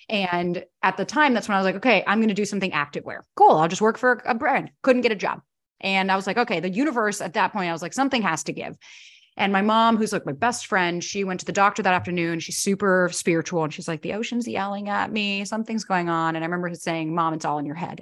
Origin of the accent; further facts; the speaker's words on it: Florida, United States; moved away as an adult; also born or lived in New York; I was born and raised in Florida, moved to New York when I was nineteen to be an actor